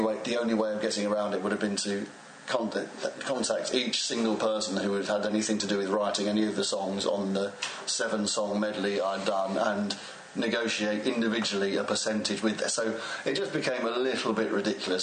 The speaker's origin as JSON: {"language": "English", "region": "England", "country": "United Kingdom", "accent": "received pronunciation", "said": "I rap in uh, received pronunciation English"}